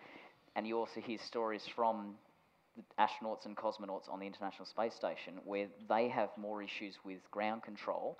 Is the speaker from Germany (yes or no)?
no; Australia; I was told when I was seven that because I was born in Australia, I could never join NASA